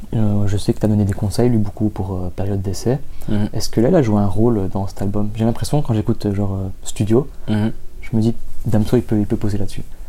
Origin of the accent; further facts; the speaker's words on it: Italy; je suis italien